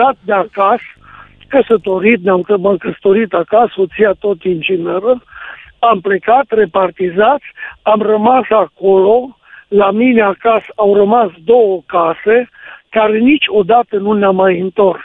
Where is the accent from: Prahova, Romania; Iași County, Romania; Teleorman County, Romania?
Teleorman County, Romania; near Roșiori de Vede; moved away as an adult; now in Ploiești, Romania; Sunt din Ploiești, adică lucrez în Ploiești, acum încerc să-mi cumpăr un apartament în Ploiești, dar eu sunt din Roșiul de Vede, de pe lângă Roșiul de Vede.